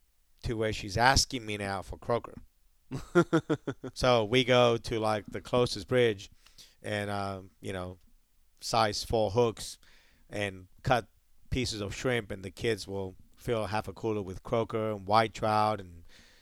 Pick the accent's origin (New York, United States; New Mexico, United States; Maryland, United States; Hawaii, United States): Hawaii, United States; But when I came from Hawaii and I started, like, getting used to being down here